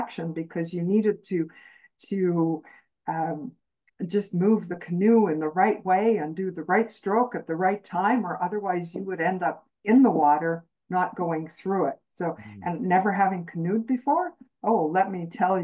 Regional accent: Canadian Prairies, Canada; I grew up on the Canadian prairies

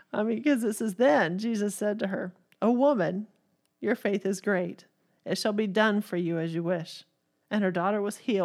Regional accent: Texas, United States; born there; now in Missouri, United States; And I was born in Texas, so you can only imagine.

